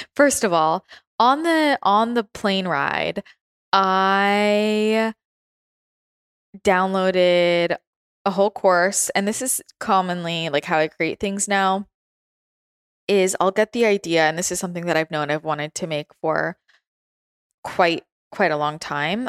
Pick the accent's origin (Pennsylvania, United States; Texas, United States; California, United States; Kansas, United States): California, United States; the Bay Area; moved away as an adult; also born or lived in San Francisco / Los Angeles; now in San Diego, United States; growing up in the Bay Area and spending a lot of time in San Francisco and then being in LA and like downtown LA and, and then moving to San Diego